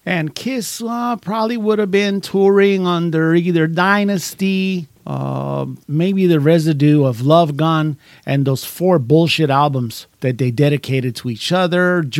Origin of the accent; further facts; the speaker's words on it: New York, United States; also born or lived in Puerto Rico; I remember growing up in New York and in Puerto Rico.